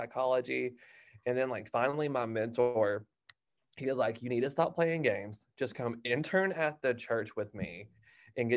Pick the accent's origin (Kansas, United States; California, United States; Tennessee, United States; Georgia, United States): Georgia, United States; moved away as an adult; now in Louisiana, United States; I'm originally from Georgia, but now I live in the great state of Louisiana